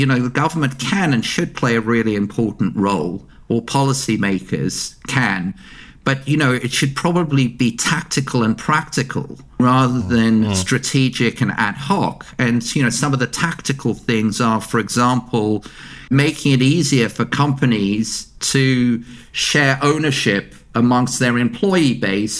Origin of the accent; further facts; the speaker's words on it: United Kingdom; we're very British